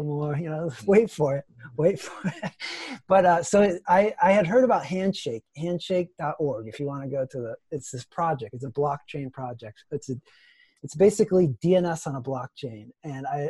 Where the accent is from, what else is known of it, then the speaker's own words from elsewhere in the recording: Ohio, United States; moved away; also born or lived in Twin Cities, Minnesota; I'm from Ohio. I'm from the Midwest. And I lived in the Twin Cities where Mark is